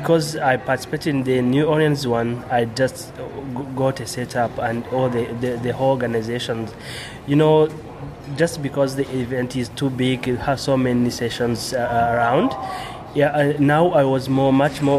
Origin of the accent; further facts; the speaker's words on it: Rwanda; I'm coming from Rwanda, and it's in the middle of Africa. We are starting the Drupal community in Rwanda